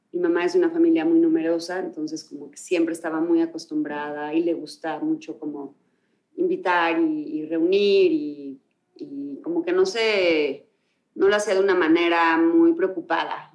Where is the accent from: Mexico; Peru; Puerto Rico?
Mexico; Soy mexicana, crecí en México